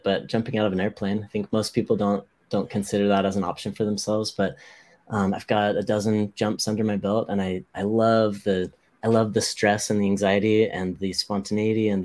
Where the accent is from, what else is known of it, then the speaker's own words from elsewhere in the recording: Hawaii, United States; I grew up in Hawaii